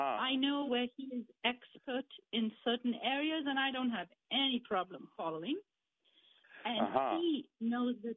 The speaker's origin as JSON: {"language": "English", "country": "India", "moved": "yes", "said": "I am originally from India"}